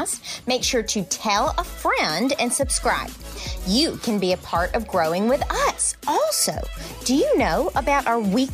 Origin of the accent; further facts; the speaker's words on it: the South, United States; growing up in the South